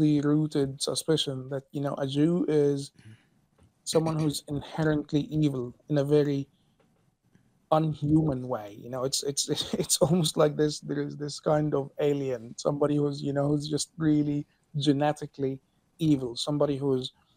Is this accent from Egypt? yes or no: yes; Cairo, Cairo Governorate, Egypt; So I'm Egyptian, and I was born in 1990 in Cairo. Like most Egyptians, I grew up in a Muslim family